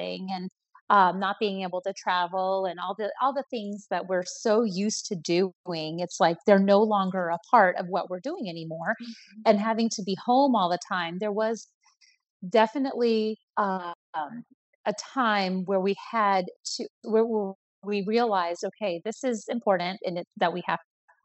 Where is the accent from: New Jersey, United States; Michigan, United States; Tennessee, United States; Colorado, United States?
Colorado, United States; I was born in Colorado